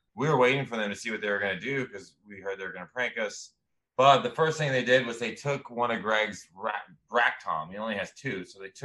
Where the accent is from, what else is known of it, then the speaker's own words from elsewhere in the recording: Amarillo, Texas, United States; a very tiny town, my hometown, in the Bible Belt of Texas, called Amarillo, Texas.